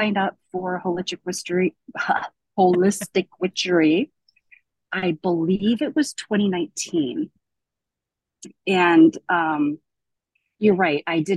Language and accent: English; Davenport, Iowa, United States; I was born in Davenport, Iowa